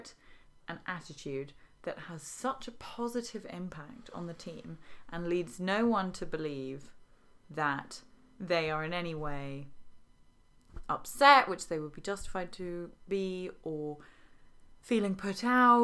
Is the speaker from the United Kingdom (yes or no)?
yes; England, United Kingdom; as an English person